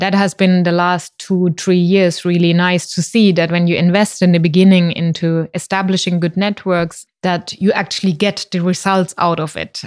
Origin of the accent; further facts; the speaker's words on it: Mannheim, Baden-Württemberg, Germany; moved away as an adult; also born or lived in Finland / India; now in Berlin, Germany; I grew up in Mannheim and, uh, actually not directly in Mannheim, but rather a very small suburb of Mannheim